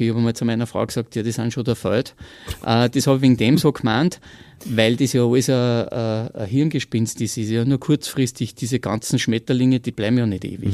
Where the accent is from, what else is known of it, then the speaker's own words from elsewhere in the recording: Austria; bei uns in Österreich